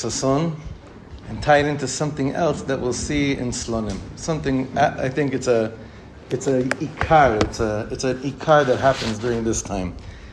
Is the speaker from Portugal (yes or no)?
no; Ra'anana, Central District, Israel; I was probably 12, maybe 13, in the shul we grew up in Ranana.